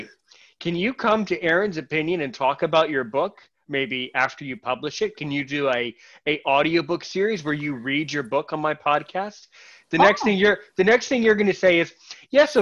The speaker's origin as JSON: {"language": "English", "country": "United States", "said": "as an American guy"}